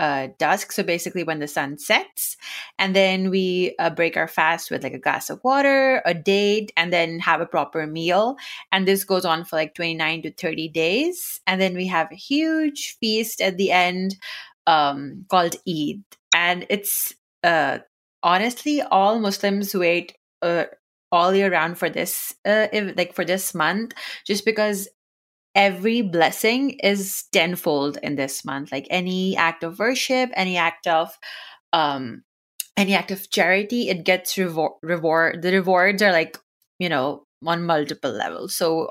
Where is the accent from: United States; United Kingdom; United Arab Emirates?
United Arab Emirates; first language Urdu; English is a second language; I grew up in the Middle East in United Arab Emirates, and we didn't have a lot of books, like in the sense that there was just a very limited selection. But I do remember, so my first language is Urdu.